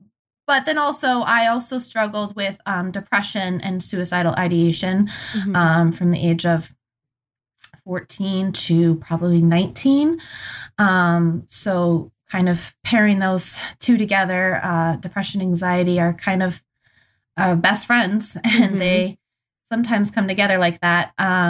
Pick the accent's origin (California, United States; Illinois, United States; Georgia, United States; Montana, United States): Montana, United States; now in Michigan, United States; I'm originally from Montana.